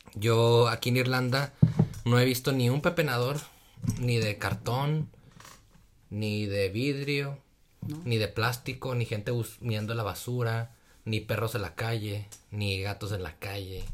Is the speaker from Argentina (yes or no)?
no; Torreón, Coahuila, Mexico; Y yo soy de Torreón también